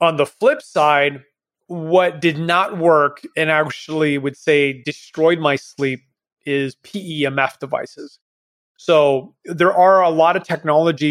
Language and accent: English; Canada; now in Panama; I am Canadian, but left a long time ago.